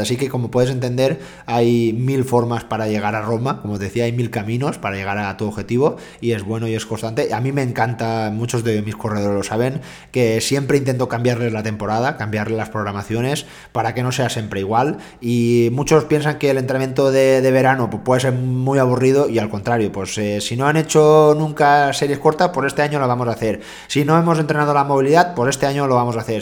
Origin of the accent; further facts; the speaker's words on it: Jaén, Andalusia, Spain; soy de Jaén